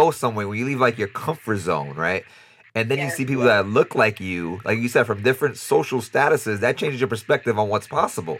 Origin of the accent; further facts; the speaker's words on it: New York City, New York, United States; moved away as an adult; I'm from New York City.